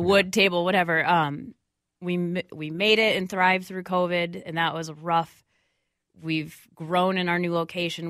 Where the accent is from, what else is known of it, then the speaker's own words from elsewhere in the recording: Minneapolis, Minnesota, United States; I grew up right in Bryn Mawr outside, so I would, like, rollerbladed downtown with my friends. So I love downtown Minneapolis